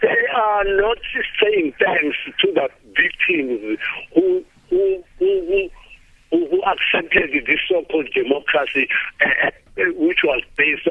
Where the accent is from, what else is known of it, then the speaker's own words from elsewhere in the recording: Lamontville, KwaZulu-Natal, South Africa; now in Soshanguve, South Africa; I'm from Lamontri